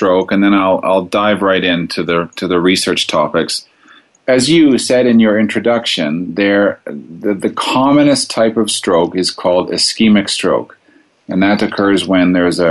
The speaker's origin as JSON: {"language": "English", "town": "Toronto", "region": "Ontario", "country": "Canada", "tie": "born or raised there", "also_born_or_lived": "Montreal, Canada / Ottawa, Canada", "moved": "as an adult", "lives_now": "Calgary, Canada", "said": "I grew up in Toronto, which is in Ontario in Canada"}